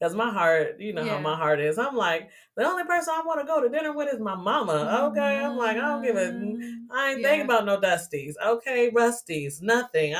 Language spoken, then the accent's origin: English; the Northwest, Pacific Northwest, United States; I'm from the Northwest.